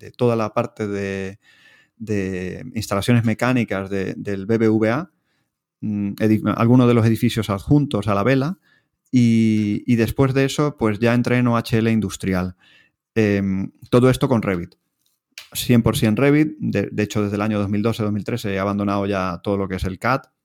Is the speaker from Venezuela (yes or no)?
yes; Venezuela; moved away as an adult; now in Spain; yo, yo nací y, me crié en Venezuela, estudié la carrera allí, hasta eh, que vine con 22 años aquí a España.